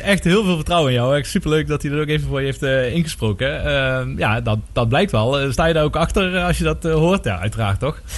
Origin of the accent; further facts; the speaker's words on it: Maastricht, Limburg, Netherlands; als echte Maastrichtenaar